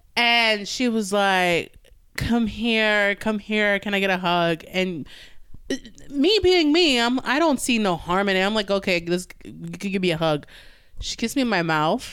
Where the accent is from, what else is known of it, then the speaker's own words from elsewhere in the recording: New York, United States; I'm from New York